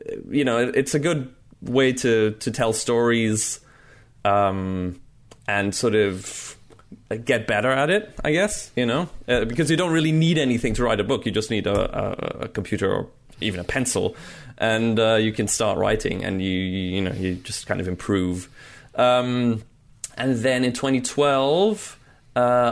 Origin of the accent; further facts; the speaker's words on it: Munich, Bavaria, Germany; moved away as an adult; also born or lived in Belgium / United States; Then we moved to Munich, to Germany, and that's where I grew up